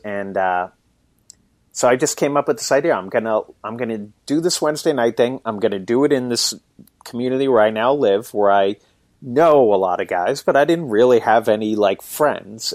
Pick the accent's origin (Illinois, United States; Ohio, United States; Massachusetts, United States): Massachusetts, United States; Boston; I grew up in Boston, actually, it, but I live about an hour north of the city now